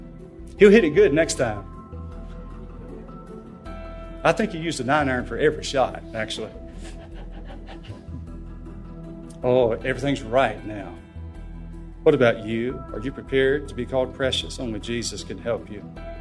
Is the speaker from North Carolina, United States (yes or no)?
yes; North Carolina, United States; I'm from North Carolina